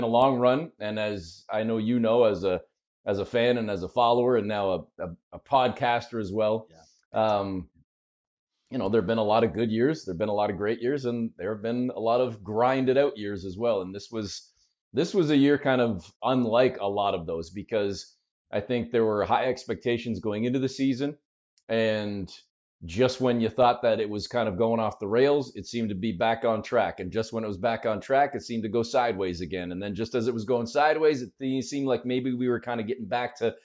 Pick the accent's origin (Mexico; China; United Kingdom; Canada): Canada; I'm a weird Canadian